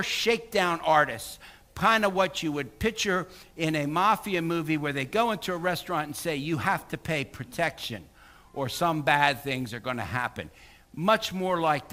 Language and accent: English; Philadelphia, Pennsylvania, United States; moved away as an adult; also born or lived in Bluefield, West Virginia; now in Tampa Bay area, United States; growing up in the Philadelphia area, as a young man